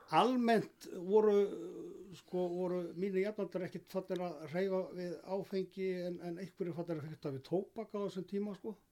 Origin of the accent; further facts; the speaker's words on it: Iceland; ég er alin upp af öllum í Þorpunum frá þessu tíma